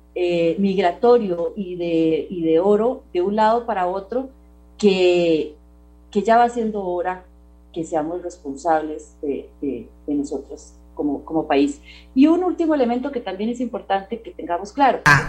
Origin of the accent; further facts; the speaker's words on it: Costa Rica; como costarricense